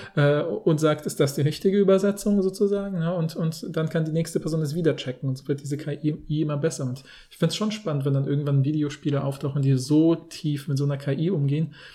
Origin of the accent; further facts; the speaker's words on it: Poland; moved away; in Polen, wo ich ja aufgewachsen bin